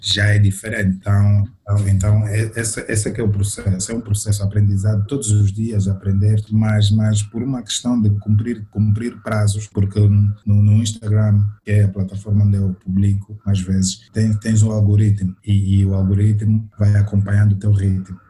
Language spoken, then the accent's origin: Portuguese; Cabinda, Angola; now in Luanda, Angola; nós saímos, saímos de Cabinda